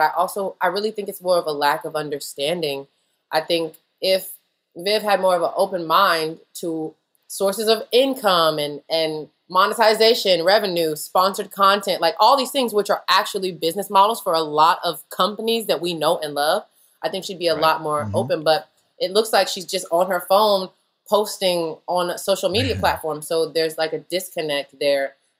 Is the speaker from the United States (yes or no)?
yes; the South, United States; I'm from the South